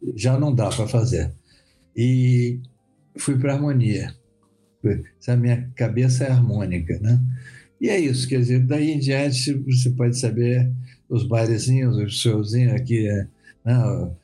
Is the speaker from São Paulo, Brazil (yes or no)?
no; Rio de Janeiro, Brazil; also born or lived in Vitória, Espírito Santo; eu vim muito cedo para o Rio, só vim com três anos de idade, né? Então eu, eu falo, eu sou carioca, na verdade, mas adoro minha terra